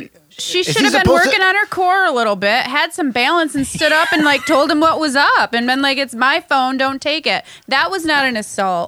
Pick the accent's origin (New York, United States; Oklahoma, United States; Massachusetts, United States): New York, United States; Lyons; moved away as an adult; now in Rochester, United States; What's your hometown? You know, out there in the Lie Town, Lyons, Wayne County.